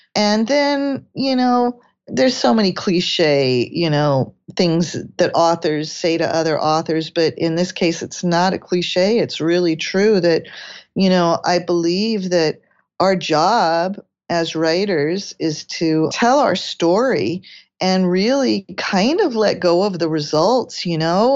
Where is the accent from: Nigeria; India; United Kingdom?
United Kingdom; England; I was born in England